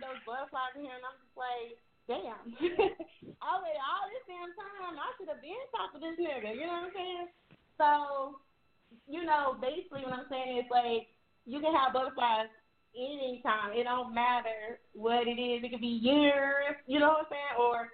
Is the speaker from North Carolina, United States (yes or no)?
yes; North Carolina, United States; I'm from North Carolina